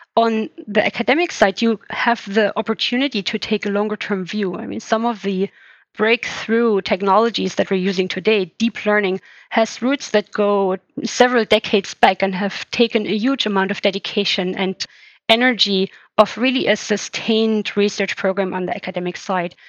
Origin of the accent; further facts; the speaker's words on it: Germany; moved away as an adult; now in England, United Kingdom; I was born in East Germany. So I spent the first years of my life uh, actually behind the Iron Curtain